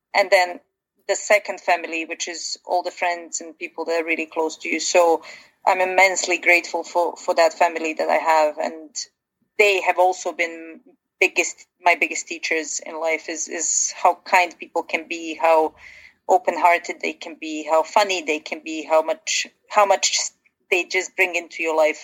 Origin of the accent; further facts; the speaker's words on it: Bosnia & Herzegovina; moved away; I come originally from Bosnia, and living through kind of a war situation